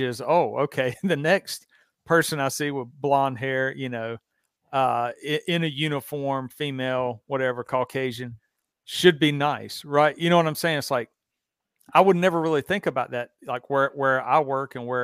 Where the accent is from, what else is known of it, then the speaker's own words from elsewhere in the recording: the South, United States; where I grew up in the South